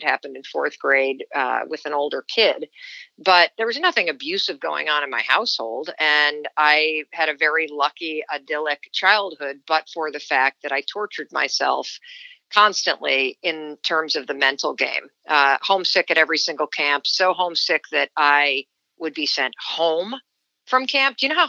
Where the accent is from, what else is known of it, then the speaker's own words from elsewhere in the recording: Kansas City, Missouri, United States; born there; I was born in Kansas City, Missouri. My dad was a medical student there, and my mother worked for the IRS at night while my dad was in school.